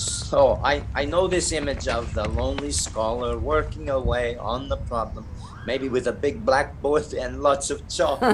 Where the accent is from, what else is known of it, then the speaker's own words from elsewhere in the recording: Russia; also born or lived in Glasgow / Canada; now in London, United Kingdom; I am Russian.